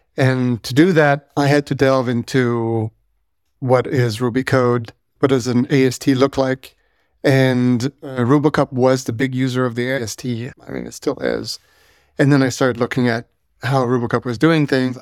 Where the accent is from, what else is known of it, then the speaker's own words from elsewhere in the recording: Canada; I'm French Canadian